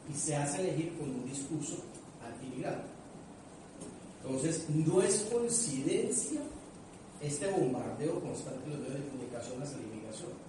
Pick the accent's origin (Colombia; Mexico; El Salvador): Colombia; now in Chile; para mí como, dirigente social, como inmigrante, como colombiano